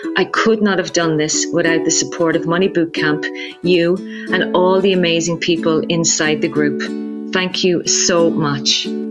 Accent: Ireland; now in Israel; I'm an Irish woman living in Israel

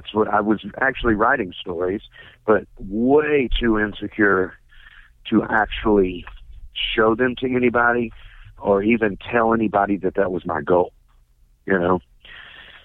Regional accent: Campbellsville, Kentucky, United States; now in Athens, United States; I'm from Kentucky originally.

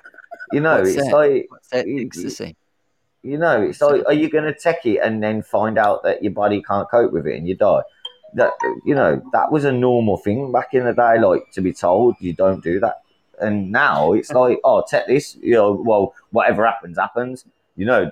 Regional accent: Birmingham, West Midlands, United Kingdom; I'm from England, I'm from Birmingham

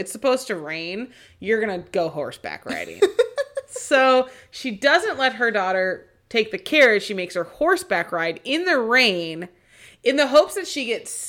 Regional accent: Seattle, Washington, United States; because I grew up in Seattle, there would be Fleet Week and all of the Navy ships would come and dock for the weekend.

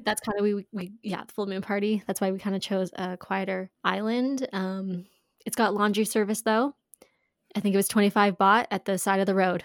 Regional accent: Canada; we're from Canada

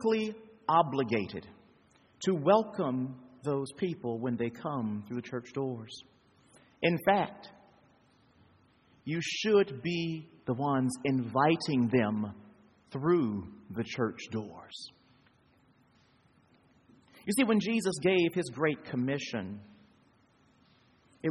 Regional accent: United States; I'm from the United States

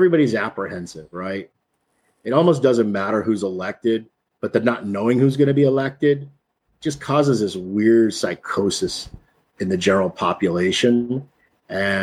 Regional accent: East Texas, United States; I grew up in East Texas

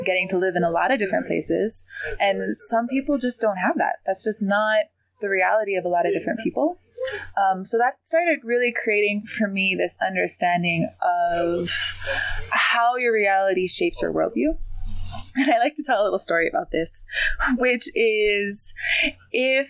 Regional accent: Maui, Hawaii, United States; moved away as an adult; I'm originally from Maui, Hawaii. I was born and raised there, and I lived there until I was 18.

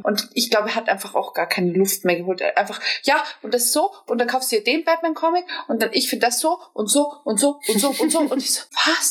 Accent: Germany; Ich komme aus Deutschland, ich bin gebürtige Deutsche

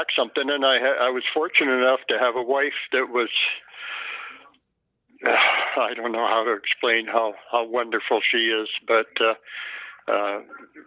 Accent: Victoria, British Columbia, Canada; now in Alberta, Canada; I played every sport you can imagine as a kid growing up in Victoria.

